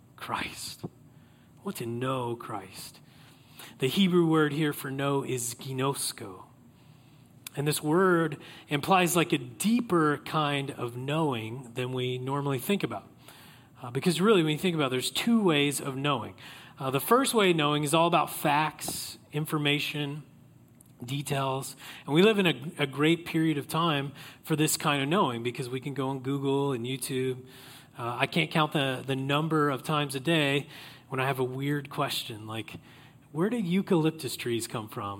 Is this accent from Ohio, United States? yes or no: no; Oklahoma, United States; I grew up in Oklahoma